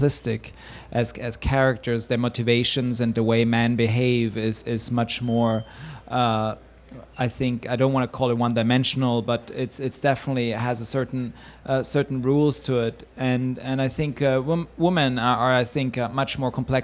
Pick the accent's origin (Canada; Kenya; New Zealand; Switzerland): Switzerland; English is a second language; moved away as an adult; now in New York, United States; I'm from Switzerland and I come from a culture which is emotionally repressed